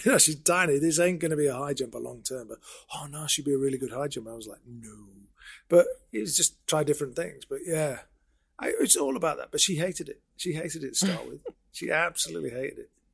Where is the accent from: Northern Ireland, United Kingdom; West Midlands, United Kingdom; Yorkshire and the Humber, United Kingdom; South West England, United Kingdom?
Yorkshire and the Humber, United Kingdom; Sheffield; I born and bred in Sheffield. Went to school here.